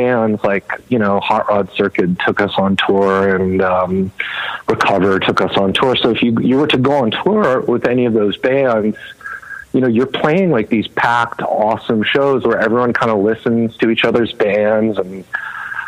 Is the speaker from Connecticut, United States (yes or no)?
no; Los Angeles, California, United States; also born or lived in New York City; I grew up